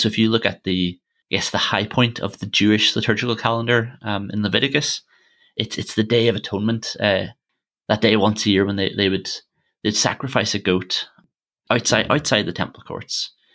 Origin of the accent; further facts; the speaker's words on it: Armagh, Northern Ireland, United Kingdom; my hometown, Armagh